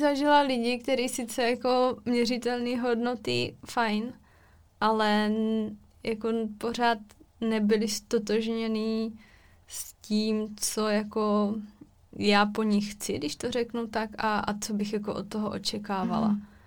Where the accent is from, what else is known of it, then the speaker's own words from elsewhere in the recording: Czechia; jsme z České republiky